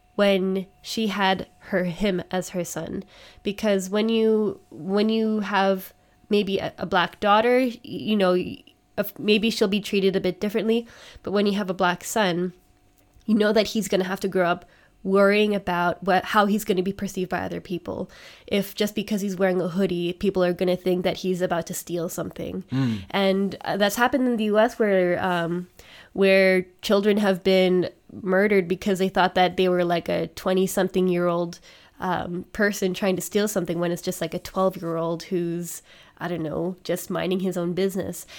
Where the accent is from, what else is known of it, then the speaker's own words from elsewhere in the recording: Canada; now in Germany; I'm Canadian